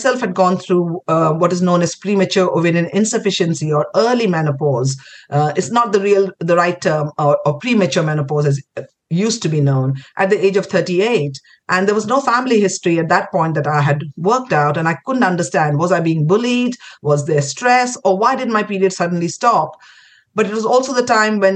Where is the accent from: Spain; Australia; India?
India; Kolkata, West Bengal; moved away as an adult; also born or lived in Pondicherry / Delhi; I grew up in Calcutta. Spent my schooling years there